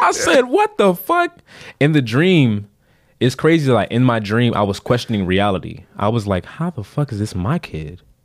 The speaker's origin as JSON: {"language": "English", "region": "Florida", "country": "United States", "said": "we're from Florida"}